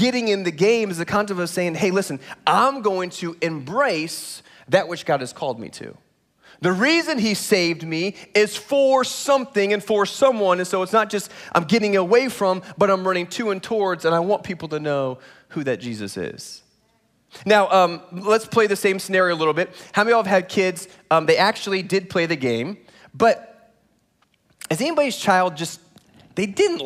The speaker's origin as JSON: {"language": "English", "region": "Indiana", "country": "United States", "tie": "born or raised there", "moved": "yes", "lives_now": "Texas, United States", "said": "I was born in Indiana"}